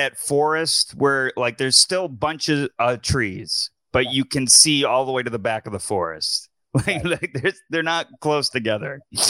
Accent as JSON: {"language": "English", "region": "New York", "country": "United States", "said": "as a New Yorker"}